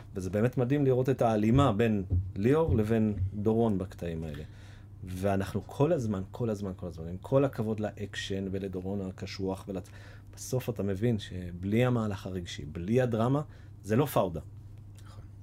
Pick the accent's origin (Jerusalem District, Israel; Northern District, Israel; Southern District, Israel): Jerusalem District, Israel; Jerusalem; moved away; שנינו ירושלמים במקור